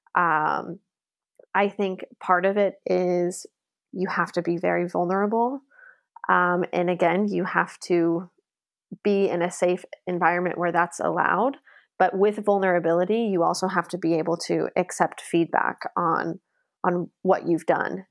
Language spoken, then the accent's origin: English; Las Vegas, Nevada, United States; moved away as an adult; also born or lived in Sheffield, England; now in Hamburg, Germany; I'm originally from Las Vegas, Nevada, in the United States